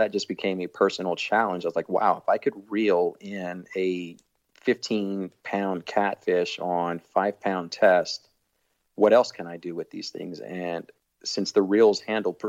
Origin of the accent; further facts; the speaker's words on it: Houston, Texas, United States; I was born and raised in Houston